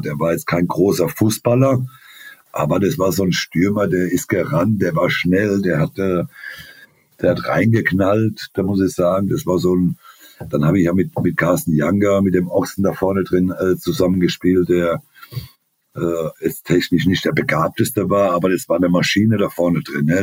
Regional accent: Germany; als, als Deutscher

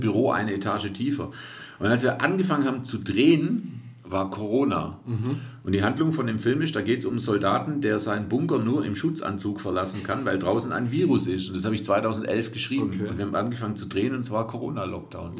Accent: Reutlingen, Baden-Württemberg, Germany; accent: Swabian; Ich bin ja Schwabe, also ich bin ja damit aufgewachsen.

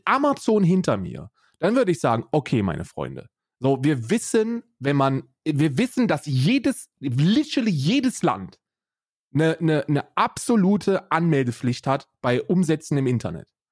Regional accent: Germany

